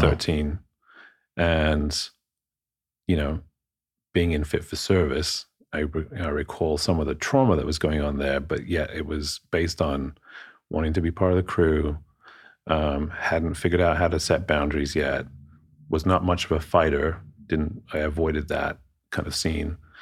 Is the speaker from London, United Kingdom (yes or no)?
yes; London, United Kingdom; moved away; I'm, I'm from abroad, uh, born and raised in London.